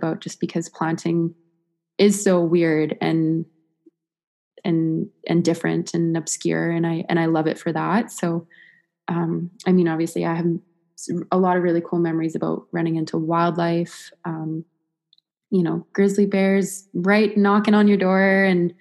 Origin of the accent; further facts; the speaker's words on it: Fernie, British Columbia, Canada; I'm from Fernie